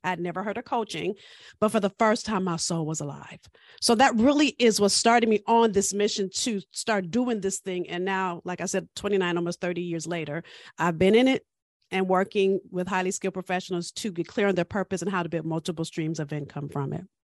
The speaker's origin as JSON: {"language": "English", "town": "Los Angeles", "region": "California", "country": "United States", "said": "I'm from South Central L"}